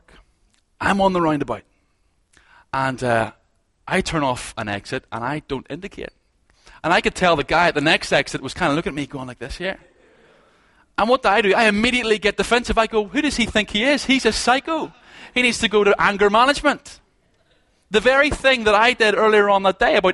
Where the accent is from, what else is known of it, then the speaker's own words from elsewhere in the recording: Ballymena, Northern Ireland, United Kingdom; moved away; I'm from Ballymena